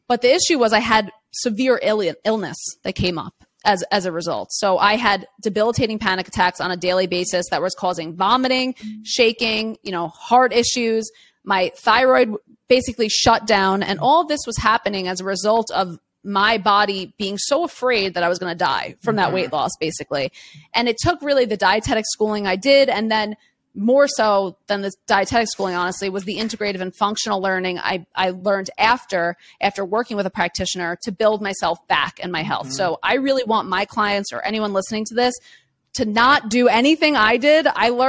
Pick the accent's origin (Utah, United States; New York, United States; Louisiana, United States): New York, United States; New York City; I grew up in Queens, New York City, like one of the most diverse neighborhoods in the entire world.